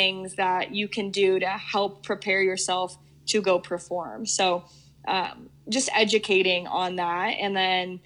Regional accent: Colorado, United States; to work for my hometown team, a team that I've rooted for and watched for so long

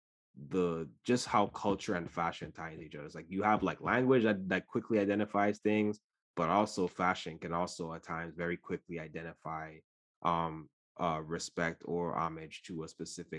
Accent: U.S. Virgin Islands; I grew up in the Caribbean and the Virgin Islands specifically, and so we have, like, our Madras wear

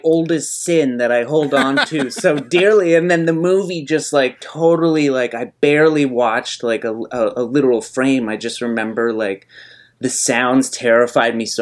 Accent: Nova Scotia, Canada; I grew up on the East Coast. I grew up in Nova Scotia

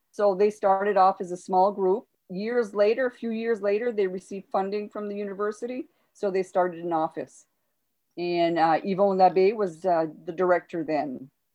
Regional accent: Van Buren, Maine, United States; I'm originally from northern Maine, uh, a small town right on the border of uh, New Brunswick in the United States. Uh, it's called Van Buren. Uh, I was born and raised there.

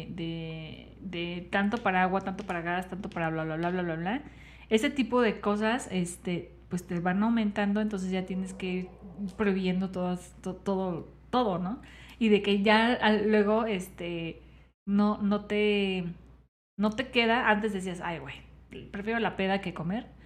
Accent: Michoacán, Mexico

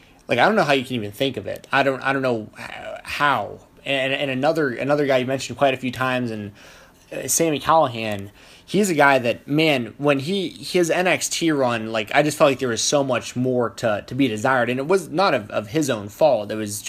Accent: Atlanta, Georgia, United States; I grew up in Atlanta, Georgia

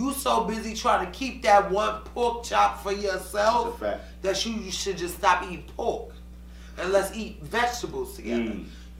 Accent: Yonkers, New York, United States; I'm from Yonkers.

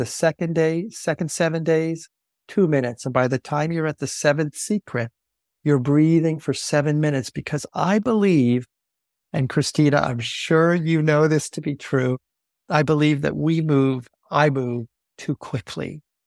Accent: Long Island, New York, United States; moved away; I grew up on Long Island in a very small church

